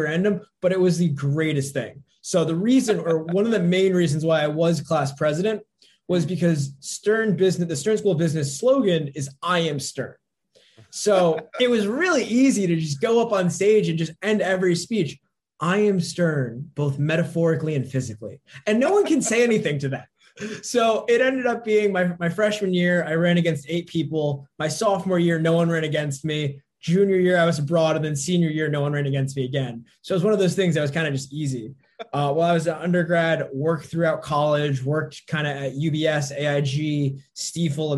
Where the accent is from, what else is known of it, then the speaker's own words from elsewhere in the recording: northern New Jersey, United States; grew up in northern New Jersey, kind of loved it